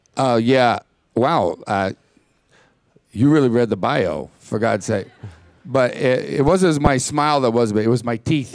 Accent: Texas, United States; I grew up in Texas

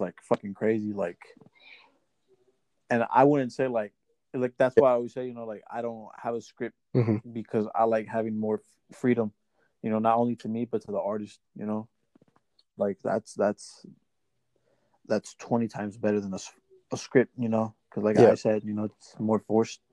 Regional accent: Indianapolis, Indiana, United States; I'm from Indiana, I'm here from Indianapolis

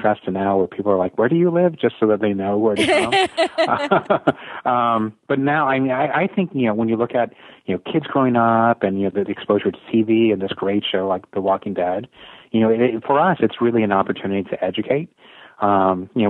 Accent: San Jose, California, United States; I grew up in San Jose, California

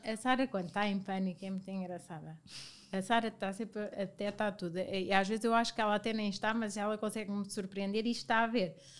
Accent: Viseu, Centro, Portugal; now in Lisbon, Portugal; venho de Viseu, uma cidade muito pequena, eh, e na altura Viseu ainda era mais pequeno do que é hoje

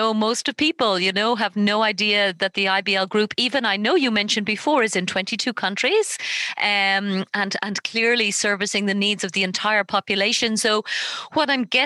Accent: Ireland; I'm from Ireland

